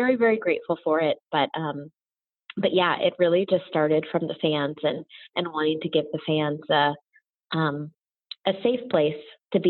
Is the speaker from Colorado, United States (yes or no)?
no; Orlando, Florida, United States; moved away; also born or lived in Los Angeles; growing up in Orlando, Florida, growing up Disney, moving